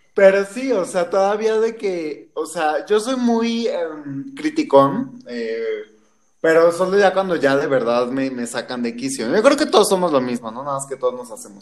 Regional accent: Mexico City, Mexico; yo soy enteramente de la Ciudad de México

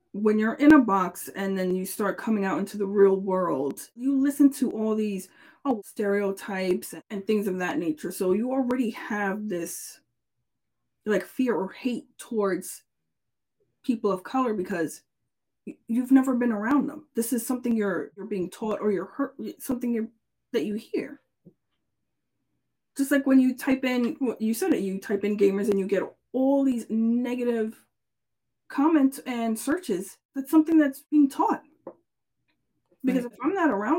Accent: New York, United States; I'm from New York.

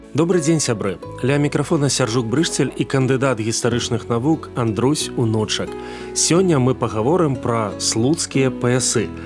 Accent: Belarus; Мы, беларусы

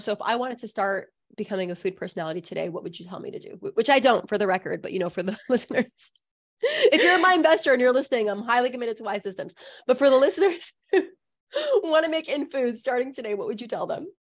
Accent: Southern California, United States; I also grew up in a community that was pretty liberal, honestly. Like, I grew up in Southern California.

